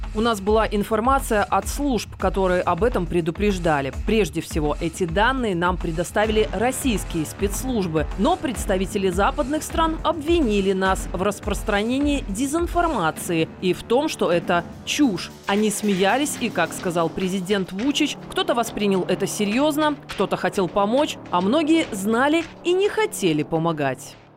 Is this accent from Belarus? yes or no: yes; Belarus; мы, белорусы